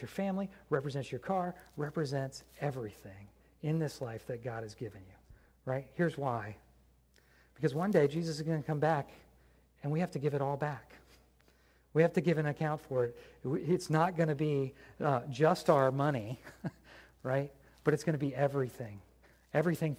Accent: United States; I'm an American

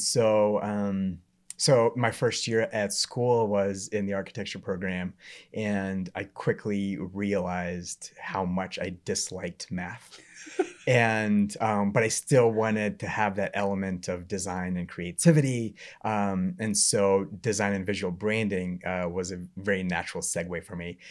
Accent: Memphis, Tennessee, United States; moved away as an adult; also born or lived in Knoxville, Tennessee / Atlanta, Georgia; I grew up in Memphis, went to school in Knoxville

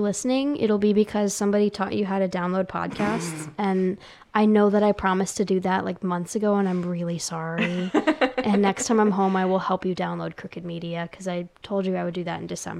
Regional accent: United Kingdom; I'm British. I have to enjoy it.

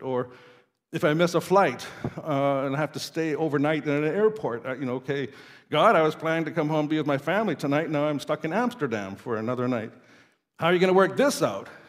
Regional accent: Saskatoon, Saskatchewan, Canada; moved away as an adult; also born or lived in Norway; I grew up in Saskatoon

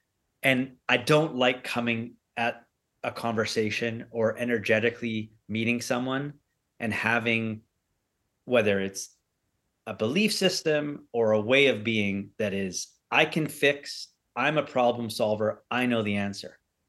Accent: Canada; born there; I am a British-Canadian entrepreneur, or I could say Canadian-British entrepreneur, because I was born in Canada.

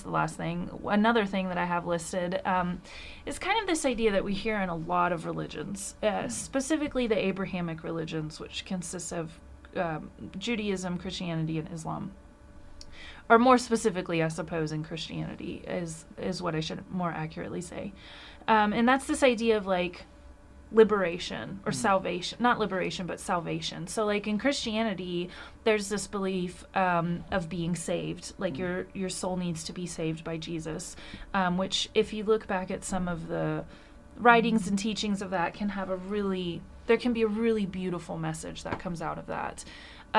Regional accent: United States; as an American

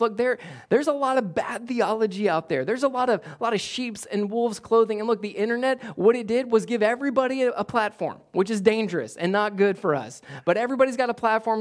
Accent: United States; as American Westerners that we are

